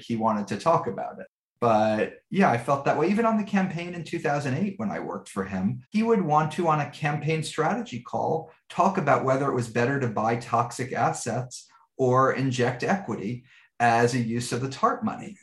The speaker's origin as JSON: {"language": "English", "town": "New York City", "region": "New York", "country": "United States", "tie": "born or raised there", "said": "I grew up in Greenwich Village in New York City"}